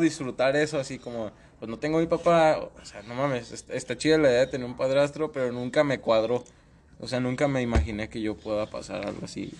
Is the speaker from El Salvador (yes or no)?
no; Mexico; somos mexicanos